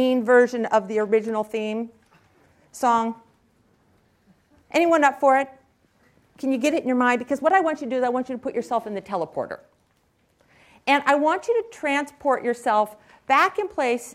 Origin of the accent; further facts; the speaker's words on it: Silicon Valley, California, United States; I was raised here in Silicon Valley